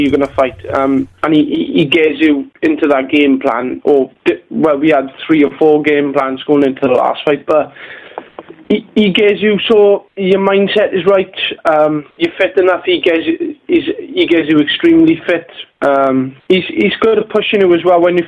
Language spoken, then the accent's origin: English; Merthyr Tydfil, Wales, United Kingdom; my hometown of Merthyr Tydfil